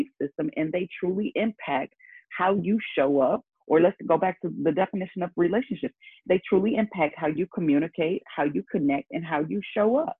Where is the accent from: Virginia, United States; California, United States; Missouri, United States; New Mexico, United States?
Missouri, United States; St. Louis; I'm from St. Louis